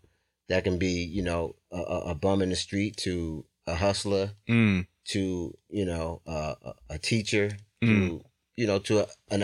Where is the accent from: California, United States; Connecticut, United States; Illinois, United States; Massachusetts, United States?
Connecticut, United States; Bridgeport; also born or lived in New Haven, Connecticut; Well, for the time that we grew up in Bridgeport